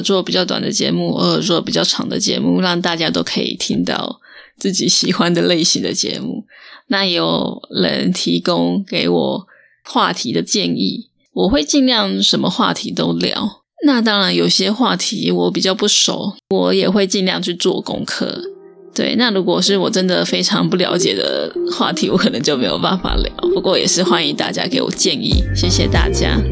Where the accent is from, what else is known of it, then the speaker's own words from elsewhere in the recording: Taiwan; 我们台湾人